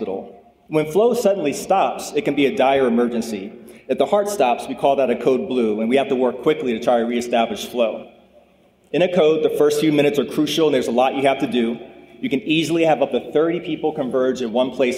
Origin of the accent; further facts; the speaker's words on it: Lynchburg, Virginia, United States; also born or lived in Dorchester, Massachusetts; I grew up in Lynchburg